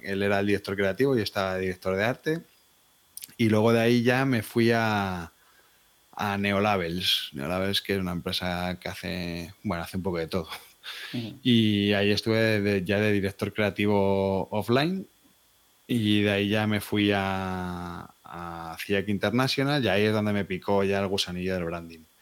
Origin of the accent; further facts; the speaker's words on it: Madrid, Community of Madrid, Spain; Soy de Madrid